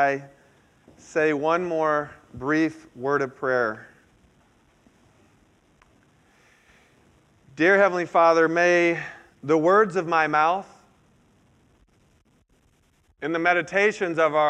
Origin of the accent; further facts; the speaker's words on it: Central Florida, United States; moved away; I'm from Central Florida originally